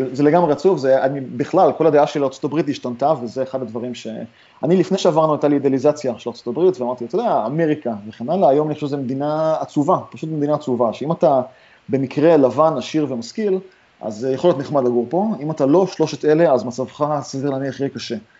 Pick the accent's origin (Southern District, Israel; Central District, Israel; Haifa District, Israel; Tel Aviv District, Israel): Haifa District, Israel; Haifa; moved away as an adult; also born or lived in Ramat Gan, Israel; now in San Francisco, United States; אני גדלתי בכרמל בחיפה